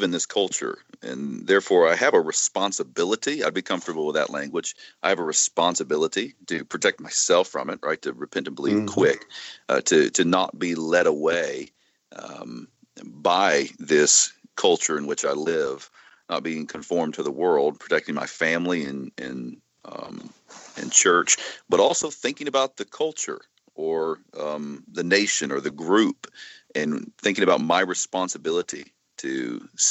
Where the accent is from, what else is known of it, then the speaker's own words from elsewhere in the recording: United States; as an American